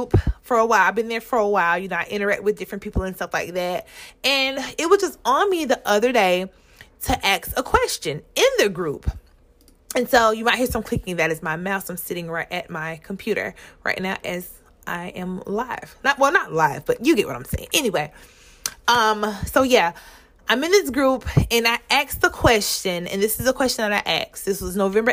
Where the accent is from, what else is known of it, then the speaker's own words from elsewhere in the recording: Mullins, South Carolina, United States; I'm from Mullen, South Carolina